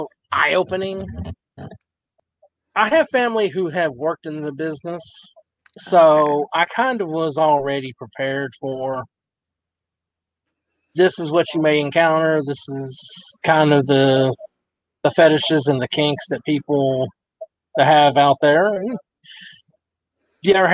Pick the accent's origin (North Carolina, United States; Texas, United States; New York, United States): Texas, United States; Abilene; I'm originally from Abilene, Texas